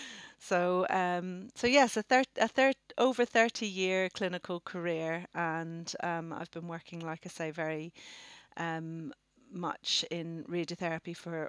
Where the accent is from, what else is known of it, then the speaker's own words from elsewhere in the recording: Northern Ireland, United Kingdom; moved away as an adult; now in Oxford, United Kingdom; And I come from Northern Ireland originally. You might be able to pick up my accent, but bearing in mind I came over to Oxford when I was 18